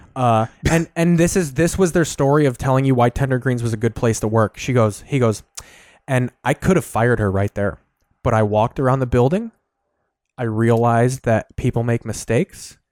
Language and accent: English; Sauk Village, Illinois, United States; I'm from Sauk Village, Illinois